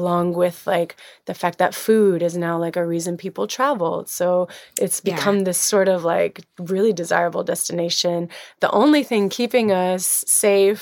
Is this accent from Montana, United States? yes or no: no; Alabama, United States; now in San Sebastian, Spain; I'm from Alabama, sitting here in my childhood home